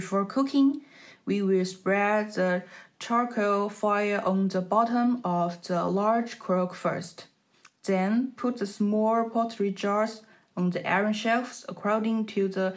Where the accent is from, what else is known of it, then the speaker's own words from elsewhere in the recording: Jiangxi, China; My hometown is Jiangxi